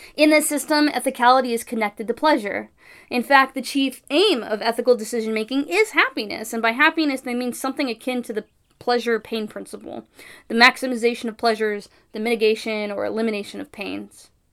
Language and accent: English; California, United States; as a Californian.